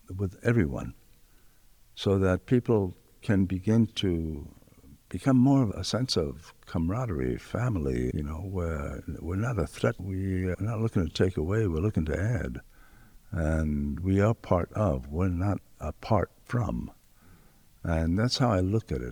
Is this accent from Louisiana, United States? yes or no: no; New York City, New York, United States; moved away; also born or lived in Los Angeles; an area that I was born and raised in New York City in the South Bronx.